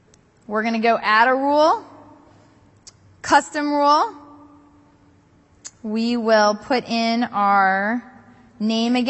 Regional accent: East Coast, United States; I grew up on the East Coast

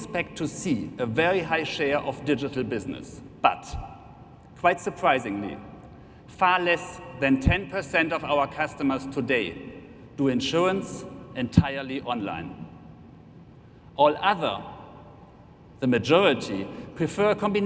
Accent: Germany; accent: German; English is a second language; You have probably heard it by now from my accent anyway, but I'm representing Allianz Germany

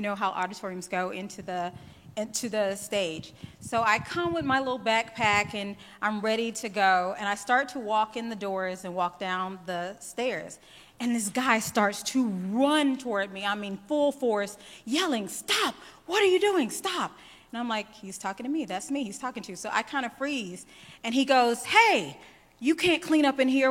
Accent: the South, United States; accent: drawl; now in Atlanta, United States; I am from the South. I live in Atlanta, so I'm on East Coast time. And yes, you've probably heard my drawl.

